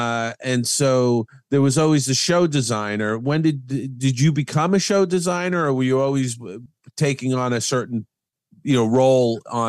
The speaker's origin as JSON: {"language": "English", "region": "New York", "country": "United States", "tie": "born or raised there", "moved": "as an adult", "said": "I grew up in New York."}